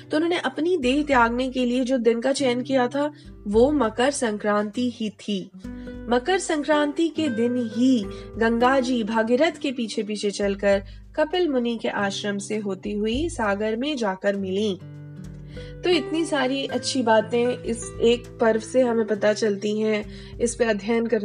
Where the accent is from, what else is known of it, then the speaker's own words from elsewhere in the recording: Bihar, India; चूंकि मैं बिहार से हूं तो बिहार की एक चीज़ खाऊंगी कि दही चूड़ा खाएं